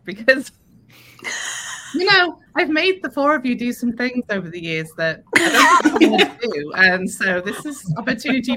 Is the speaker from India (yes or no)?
no; Liverpool, North West England, United Kingdom; moved away as an adult; now in United States; I'm from Liverpool, is where I was born.